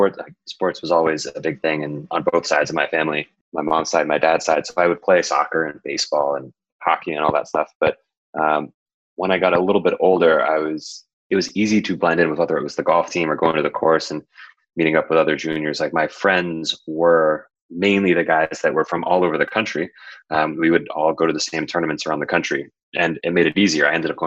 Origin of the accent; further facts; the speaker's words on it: California, United States; born there; also born or lived in lived in many places growing up; So I was born in Southern California. I moved 20 times growing up.